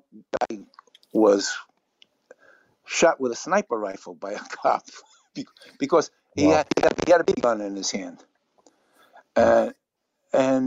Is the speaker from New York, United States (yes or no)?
yes; New York City, New York, United States; I grew up in the South Bronx.